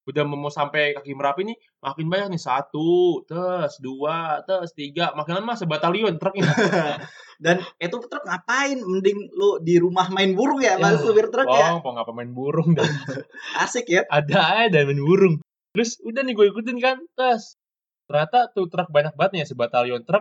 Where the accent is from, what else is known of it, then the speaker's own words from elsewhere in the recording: Indonesia; Kita berdua orang Indonesia.